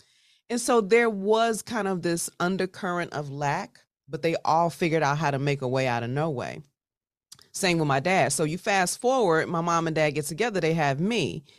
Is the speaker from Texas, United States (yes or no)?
no; Chicago, Illinois, United States; So I grew up, I'm originally from Chicago, Southside represent, grew up in West Englewood, beautiful family.